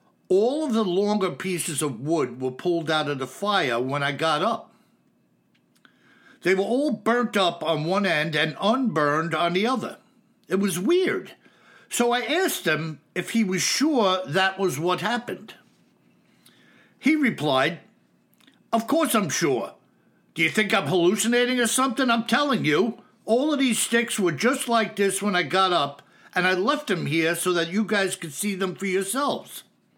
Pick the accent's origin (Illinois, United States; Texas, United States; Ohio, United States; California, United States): Texas, United States; now in Seattle, United States; I was a transplant from Texas.